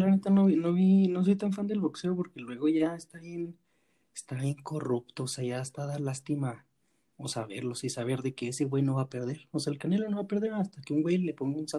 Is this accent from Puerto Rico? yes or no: no; Mexico; como mexicanos